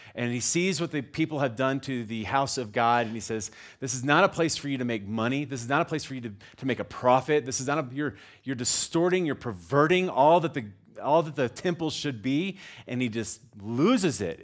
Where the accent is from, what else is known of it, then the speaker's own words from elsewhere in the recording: Texas, United States; moved away; I'm from Texas